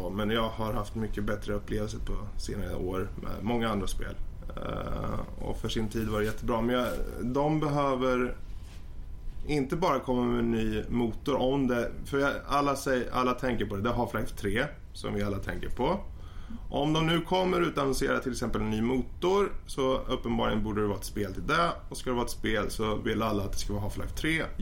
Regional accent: Sweden; Men som svensk.

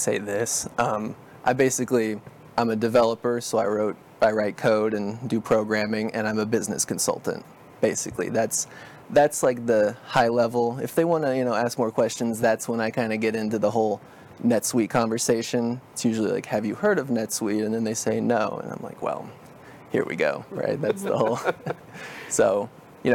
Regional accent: Dallas, Texas, United States; also born or lived in Celina, Texas; now in Lewisville, United States; I grew up in North Dallas and Salina area

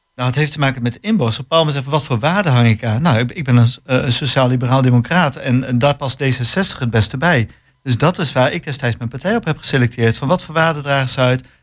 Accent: Hengelo, Overijssel, Netherlands; we komen allemaal uit Hengelo

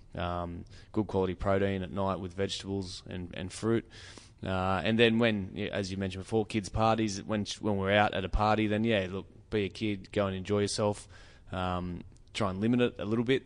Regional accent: New South Wales, Australia; I grew up on Five Acres

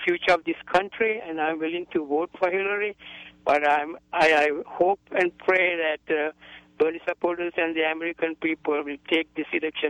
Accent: Sri Lanka; now in United States; I was born in Sri Lanka

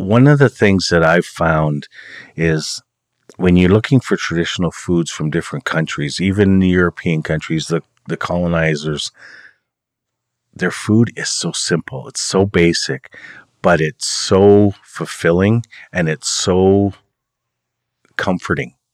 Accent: Oneida, Ontario, Canada; now in Six Nations of the Grand River, Canada; I'm from Oneida. I live at Six Nations, uh, of the Grand River Territory with my wife.

